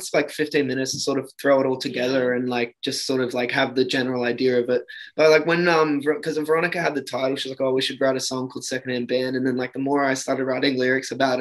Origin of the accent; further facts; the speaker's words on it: Sunshine Coast, Queensland, Australia; moved away as an adult; now in Sydney, Australia; I was brought up in Queensland on Sunshine Coast like for pretty much my whole life